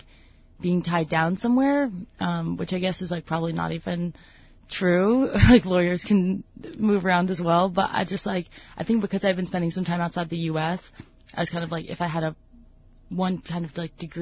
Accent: Northern Virginia, United States; moved away as an adult; also born or lived in Toronto, Canada; now in Bethel, United States; I grew up, I never moved. I always lived in, like, Northern Virginia

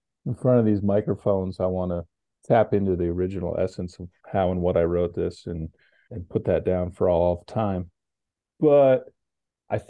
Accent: Connecticut, United States; also born or lived in New Mexico; I grew up in Connecticut and my father lived in New Mexico. So I was introduced to the West, but I was mostly a Connecticut fella

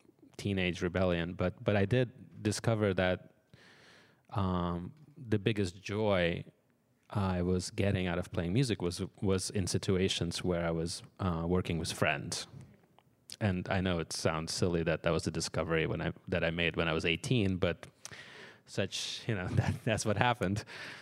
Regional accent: Moscow, Russia; born there; English is a second language; I was born in Russia, in Moscow, into a family of musicians.

